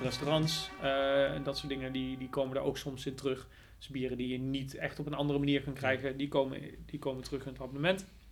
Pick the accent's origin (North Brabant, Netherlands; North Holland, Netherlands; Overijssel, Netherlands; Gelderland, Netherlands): Gelderland, Netherlands; Nijmegen; ik kom uit Nijmegen. Ik woon nou trouwens overigens niet eens meer in Nijmegen, maar wel in de buurt.